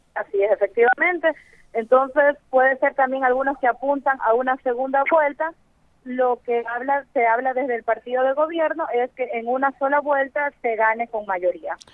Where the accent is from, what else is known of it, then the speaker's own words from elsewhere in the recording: Ecuador; Yo como ecuatoriana